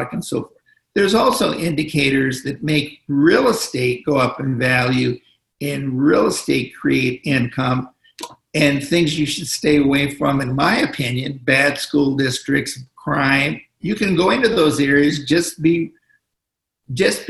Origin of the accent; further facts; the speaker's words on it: Los Angeles, California, United States; I'm from Los Angeles.